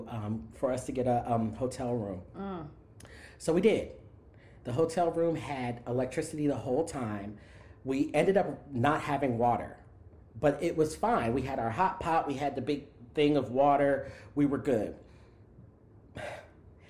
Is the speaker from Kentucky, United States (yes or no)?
no; South Florida, United States; also born or lived in New York City; now in Houston, United States; I grew up in South Florida where we had hurricanes